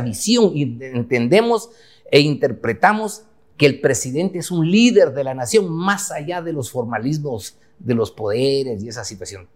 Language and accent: Spanish; Huehuetenango, Guatemala; moved away as an adult; now in Guatemala City, Guatemala; yo nací en Huehue, en Huehuetenango. Me vine a estudiar Derecho aquí a la ciudad de Guatemala en la década de los 80.